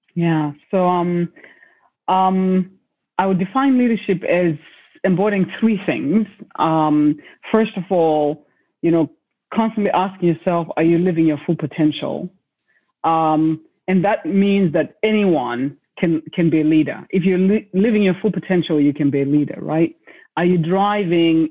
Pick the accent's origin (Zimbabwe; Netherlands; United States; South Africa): Zimbabwe; I was born in Zimbabwe in a place where being a girl child meant that um, there were certain sort of paths you're supposed to take